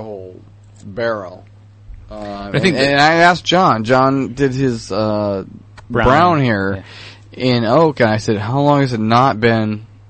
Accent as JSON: {"language": "English", "area": "Orange County", "region": "California", "country": "United States", "tie": "born or raised there", "said": "I grew up in Orange County, which is just south of there."}